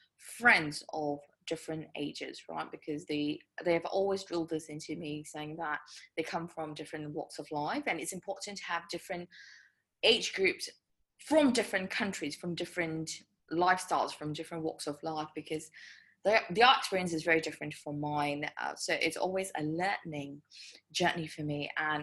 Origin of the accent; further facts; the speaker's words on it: Wisconsin, United States; So I tell everyone I'm from Wisconsin, but anyway, that's a story for another day.